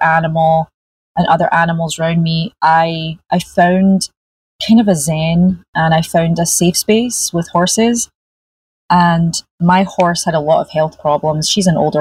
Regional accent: Glasgow, Scotland, United Kingdom; now in California, United States; I grew up in Glasgow

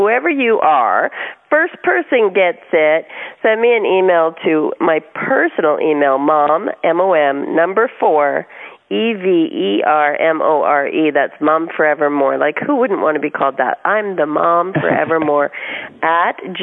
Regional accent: Canada; now in California, United States; I'm Canadian originally, but living in California

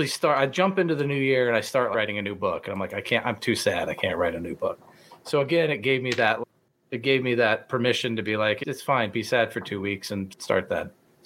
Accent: Indianapolis, Indiana, United States; moved away as an adult; also born or lived in Phoenix; I was a featured writer at this event we had at the library in Indianapolis, and it felt nice. It's my hometown.

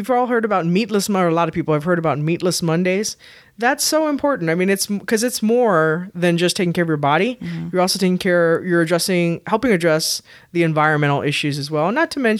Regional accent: Texas, United States; Wow, for being a Texan, I cannot do that to save

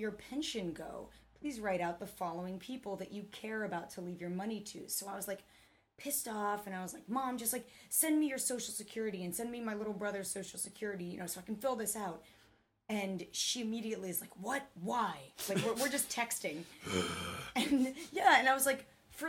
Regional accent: West Coast, United States; I'm from the West Coast

